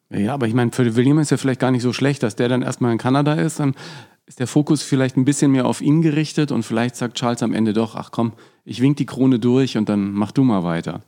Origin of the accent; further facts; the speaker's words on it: Franconia, Bavaria, Germany; für mich als Franke